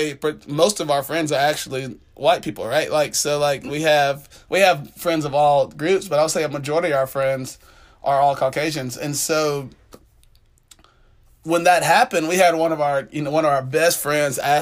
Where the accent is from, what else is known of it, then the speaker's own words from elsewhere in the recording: Jonesboro, Georgia, United States; I'm from Jonesboro, Georgia